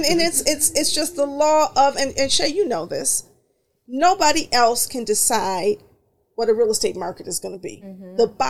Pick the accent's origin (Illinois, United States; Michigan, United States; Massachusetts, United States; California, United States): Michigan, United States; Detroit; I grew up in Bagley, so I love it. Pennington, between Curtis and Pinkford, Bagley. Those are my people